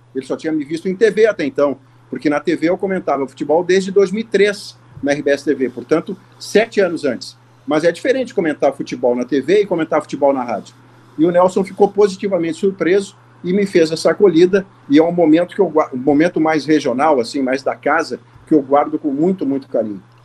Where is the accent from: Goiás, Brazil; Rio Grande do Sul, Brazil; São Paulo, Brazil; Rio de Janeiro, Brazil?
Rio Grande do Sul, Brazil; Porto Alegre; eu nasci no Hospital Ernesto Donelis, em Porto Alegre